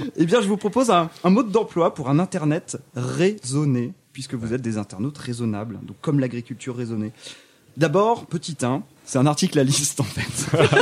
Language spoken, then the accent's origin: French; France; je suis français.